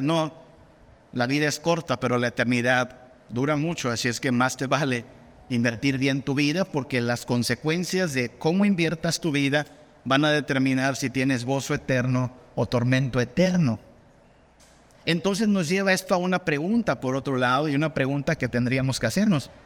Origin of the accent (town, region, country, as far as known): Mexico